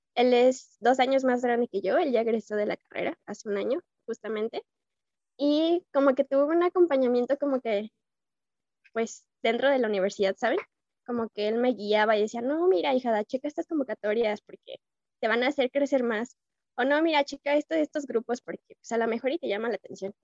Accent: Irapuato, Guanajuato, Mexico; soy originaria de Irapuato

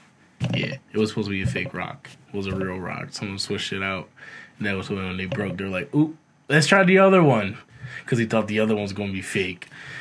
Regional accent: United States; I'm American.

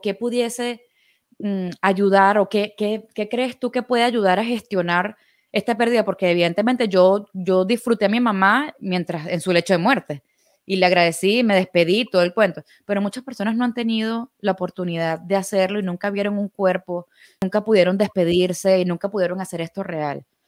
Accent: Venezuela; Nosotros somos venezolanos

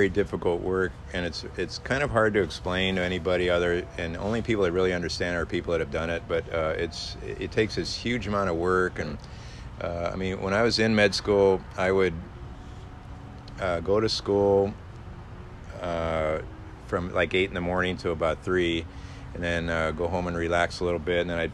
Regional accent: South San Gabriel, California, United States; also born or lived in Detroit, Michigan / Cerritos, California / Diamond Bar, California; I grew up in South San Gabriel

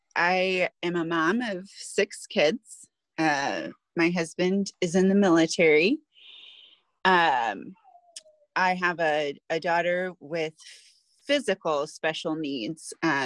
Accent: Fort Huachuca, Arizona, United States; born there; I knew I was born in Arizona, Fort Huachuca

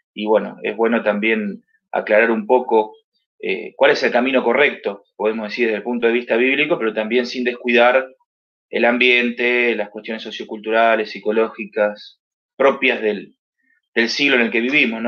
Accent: Mar del Plata, Buenos Aires Province, Argentina; trabajando aquí en, mi ciudad, que es Mar del Plata, donde yo nací

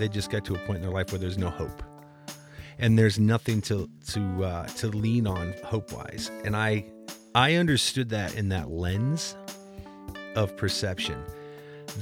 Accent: Midwest, United States; growing up in the Midwest

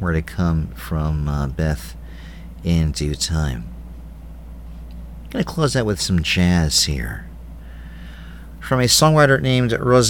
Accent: New York City, New York, United States; growing up in New York City

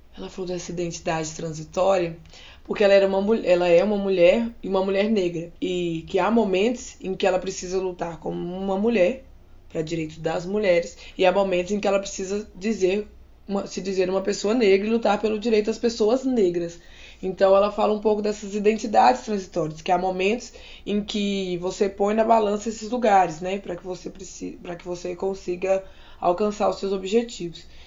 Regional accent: Minas Gerais, Brazil; now in Campinas, Brazil; eu sou de Minas Gerais. Atualmente eu trabalho em Campinas como professor de arte

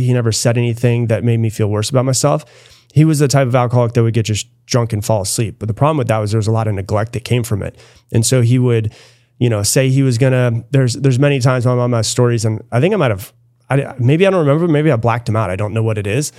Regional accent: Florida, United States; now in Austin, United States; I grew up in Florida

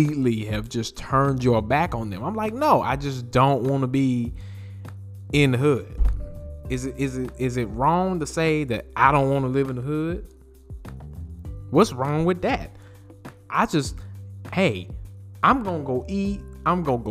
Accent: Greensboro, North Carolina, United States; I am from Greensboro, North Carolina

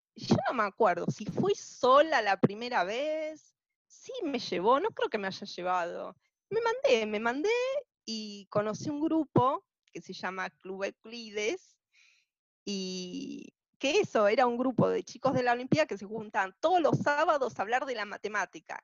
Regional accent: Buenos Aires, Argentina; now in Arizona, United States; nací en el 74 en Capital Federal, Buenos Aires, Argentina, en el barrio de Caballito

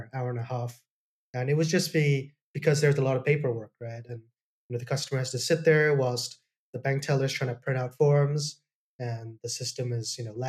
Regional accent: Hong Kong; also born or lived in Toronto, Canada / United Kingdom; I was born in Canada, in Toronto. Came back to Hong Kong when I was pretty young, so I was based here since I was 4 years old. So I've been here most of my life.

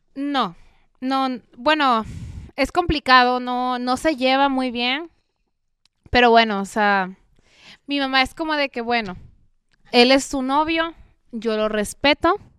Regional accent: Veracruz, Mexico; also born or lived in Mexico City; yo soy orgullosamente veracruzana

